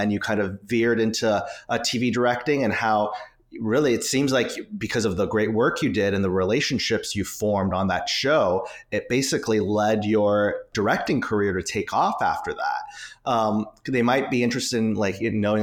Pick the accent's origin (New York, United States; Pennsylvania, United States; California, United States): California, United States; Orange County; I'm from The OC